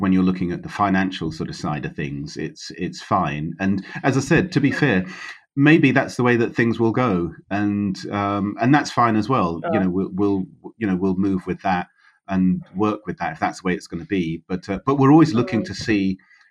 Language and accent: English; London, United Kingdom; moved away; I was born in London, so and I always worked in London.